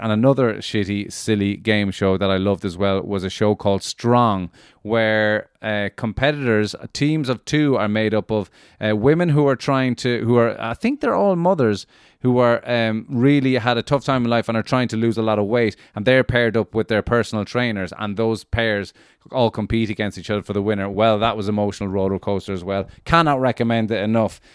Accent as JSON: {"language": "English", "town": "Cork", "region": "Munster", "country": "Ireland", "tie": "born or raised there", "moved": "yes", "said": "I'm starting off in the People's Republic of Cork, ladies and gentlemen. Delighted to be going back to where I grew up"}